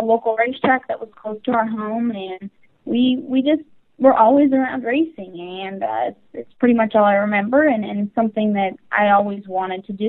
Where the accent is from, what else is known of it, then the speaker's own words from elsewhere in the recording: Carson City, Nevada, United States; I am originally from Carson City, Nevada